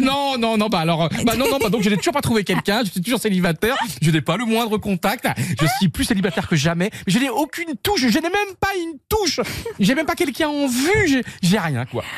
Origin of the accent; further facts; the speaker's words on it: Côtes-d'Armor, northern Brittany, France; moved away; Il vient des Côtes d'Armor comme moi, Bretagne Nord